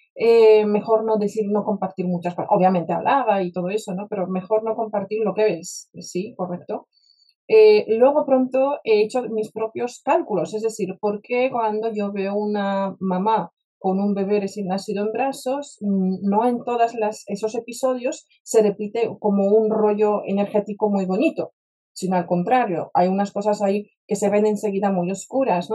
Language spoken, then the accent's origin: Spanish; Warsaw, Masovian Voivodeship, Poland; Spanish is a second language; moved away as an adult; also born or lived in United States; now in Spain; yo me crié en Varsovia, en Polonia